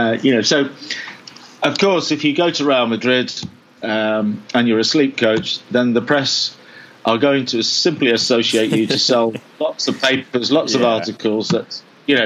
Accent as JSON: {"language": "English", "region": "England", "country": "United Kingdom", "said": "I'm from England."}